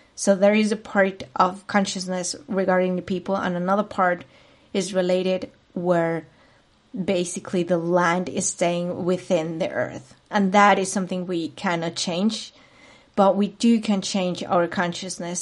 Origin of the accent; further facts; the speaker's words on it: Madrid, Community of Madrid, Spain; moved away as an adult; now in Munich, Germany; I am originally from Spain, particularly from Madrid, the capital city, but I've been living for the past eight years in Munich, Germany.